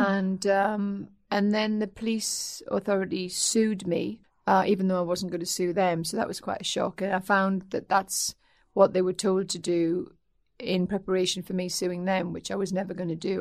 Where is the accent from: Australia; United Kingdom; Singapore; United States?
United Kingdom; North East England; accent: Geordie; also born or lived in Aldershot; My dad was in the army, and um, so he was moved up north when I was two